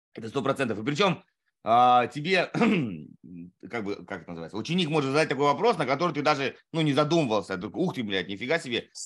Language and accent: Russian; Saratov, Saratov Oblast, Russia; moved away; Я сам из Саратова